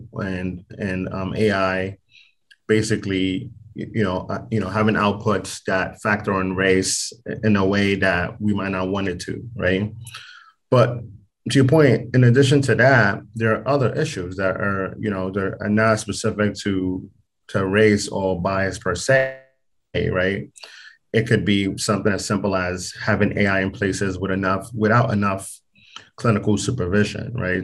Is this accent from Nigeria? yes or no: yes; Nigeria; now in United States; I'm actually from from Nigeria